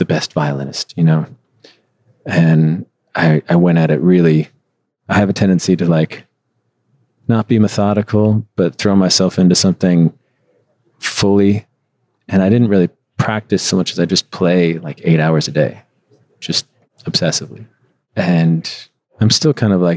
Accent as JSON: {"language": "English", "region": "Midwest", "country": "United States", "tie": "born or raised there", "also_born_or_lived": "Chicago", "moved": "as an adult", "lives_now": "Los Angeles, United States", "said": "I always lived in the Midwest"}